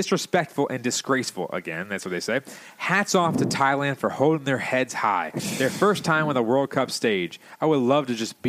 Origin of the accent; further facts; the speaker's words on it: Canada; as a Canadian, we would never, ever think of doing something like that. Yeah, go play some hockey, okay?